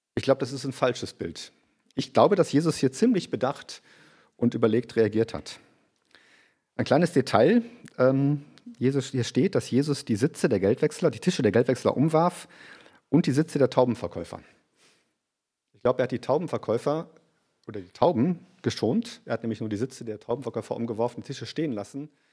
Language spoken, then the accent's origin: German; Germany; now in Graz, Austria; für uns als Deutsche